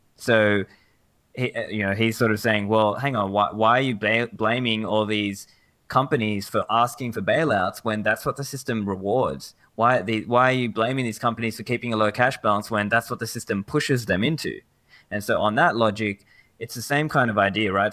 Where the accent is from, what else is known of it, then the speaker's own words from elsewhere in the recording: Sydney, New South Wales, Australia; also born or lived in Sri Lanka; Originally, I'm from Sri Lanka, but I have grown up here in Sydney, Australia